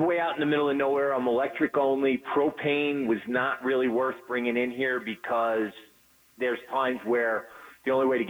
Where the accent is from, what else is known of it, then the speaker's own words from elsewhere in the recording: New York, United States; moved away; I grew up in New York, so I'm a Giant fan